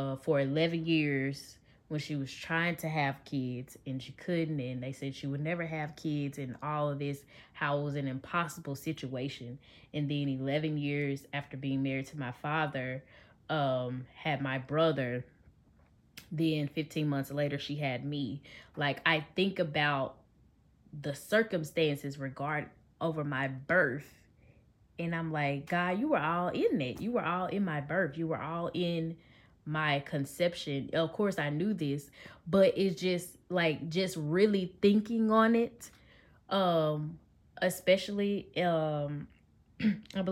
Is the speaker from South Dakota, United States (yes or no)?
no; Memphis, Tennessee, United States; I am from Memphis